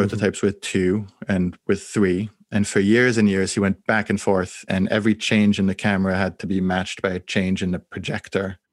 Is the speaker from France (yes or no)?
yes; France; I grew up in France